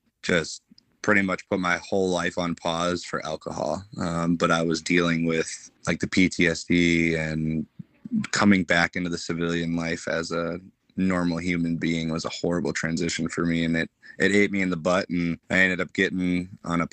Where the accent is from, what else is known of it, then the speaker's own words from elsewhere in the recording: Bay Area, California, United States; moved away as an adult; also born or lived in Wisconsin / Pensacola, Florida; I was born in California, grew up in the Bay Area, the troubled life of living